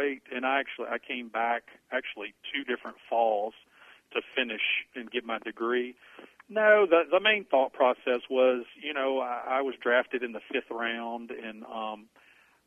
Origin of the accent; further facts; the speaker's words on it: Alexandria, Louisiana, United States; my hometown of Alexandria